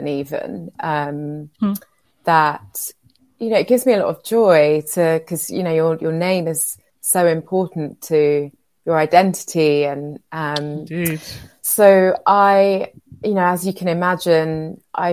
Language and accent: English; London, United Kingdom; And I was raised in a very special working class community in West London, in Shepherd's Bush. And so that's where I'm from.